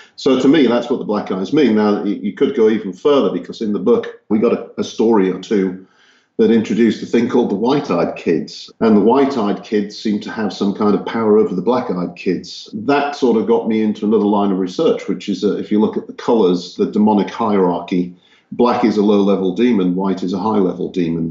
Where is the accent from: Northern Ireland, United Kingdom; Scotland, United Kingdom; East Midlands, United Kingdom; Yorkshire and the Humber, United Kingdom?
Yorkshire and the Humber, United Kingdom; Hull; also born or lived in Texas, United States; now in Czech Republic; I grew up in Yorkshire, England, in a city called Hull.